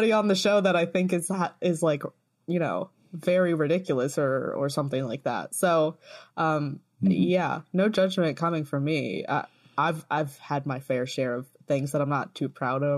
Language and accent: English; United States; moved away as an adult; also born or lived in Baltimore; now in England, United Kingdom; It's weird being an American that doesn't live in America anymore.